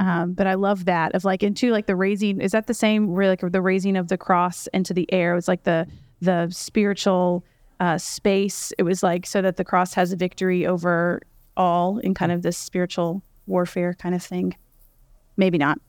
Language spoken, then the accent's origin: English; Louisville, Kentucky, United States; I grew up here in Louisville